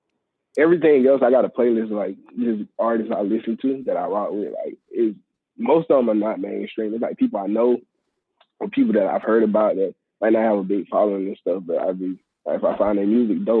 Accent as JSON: {"language": "English", "town": "Albany", "region": "Georgia", "country": "United States", "said": "I'm from Albany, Georgia. I'm 26."}